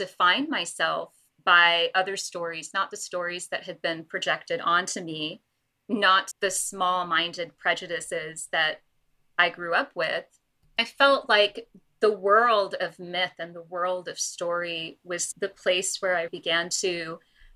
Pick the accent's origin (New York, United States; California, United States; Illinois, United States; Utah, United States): California, United States; Los Angeles; also born or lived in London; my family moved to the United States and I grew up in Los Angeles